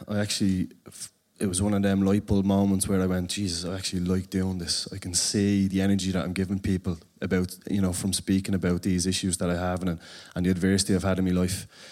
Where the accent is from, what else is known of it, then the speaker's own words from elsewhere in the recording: Dublin, Leinster, Ireland; for me, growing up in Ballymore